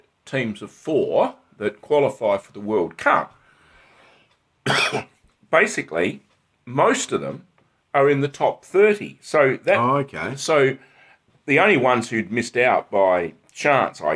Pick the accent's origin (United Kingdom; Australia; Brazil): Australia; I'm an Aussie through and through